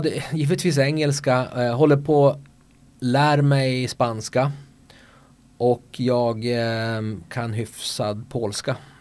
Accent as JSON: {"language": "Swedish", "town": "Örnsköldsvik", "region": "Västernorrland County", "country": "Sweden", "tie": "born or raised there", "also_born_or_lived": "Markaryd / Barcelona", "accent": "Norrland", "moved": "yes", "lives_now": "Köping, Sweden", "said": "Jag kommer från Foppaland, eh, Övik."}